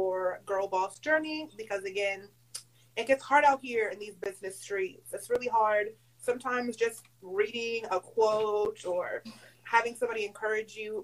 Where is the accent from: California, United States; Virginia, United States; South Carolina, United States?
South Carolina, United States; Charleston; I am from Charleston, South Carolina